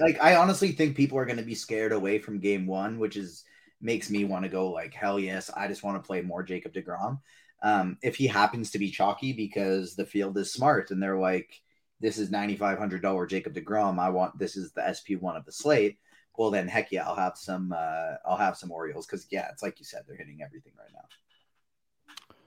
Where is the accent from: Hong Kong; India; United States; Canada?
Canada; I'm Canadian